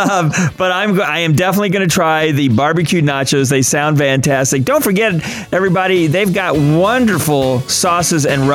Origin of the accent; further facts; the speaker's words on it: Kansas, United States; I'm from Kansas and not Minnesota